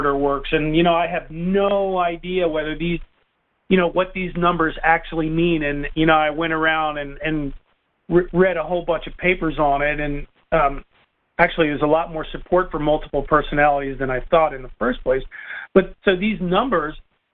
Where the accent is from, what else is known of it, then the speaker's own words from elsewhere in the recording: Northern United States, United States; accent: Yankee; also born or lived in Knoxville, Tennessee; I lose my Yankee accent.